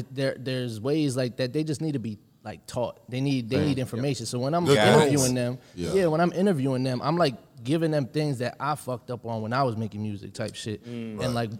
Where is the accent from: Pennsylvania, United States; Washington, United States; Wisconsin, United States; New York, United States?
Pennsylvania, United States; Allentown; I'm from Allentown, Pennsylvania. It's like an hour, 45 minutes outside of Philly.